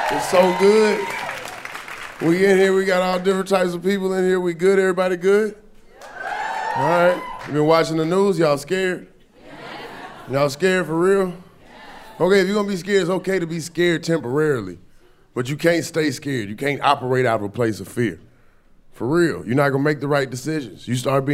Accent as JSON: {"language": "English", "town": "Atlanta", "region": "Georgia", "country": "United States", "moved": "yes", "said": "I'm from Atlanta, I'm from the South. I was back home like 2 weeks ago"}